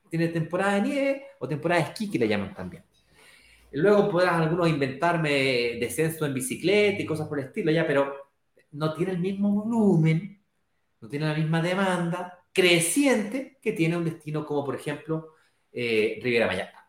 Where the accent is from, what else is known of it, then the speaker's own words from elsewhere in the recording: Chile; al Caribe, no a Chile, yo soy chileno.